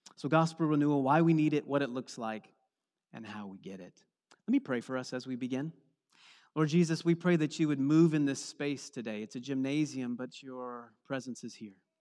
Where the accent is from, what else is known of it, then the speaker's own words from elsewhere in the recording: East Coast, United States; moved away; I'm from the East Coast where we have lots of different seasons